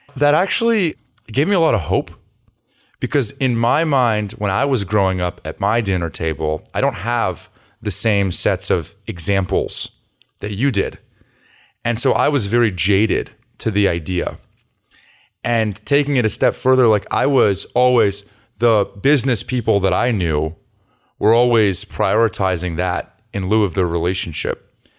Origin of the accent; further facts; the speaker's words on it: Los Altos, California, United States; moved away; I'm from the Bay Area